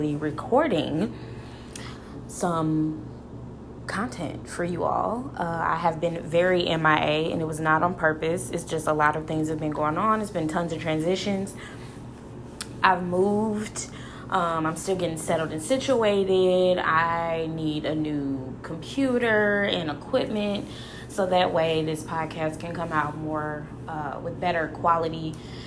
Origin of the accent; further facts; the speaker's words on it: St. Louis, Missouri, United States; I'm just from St. Louis.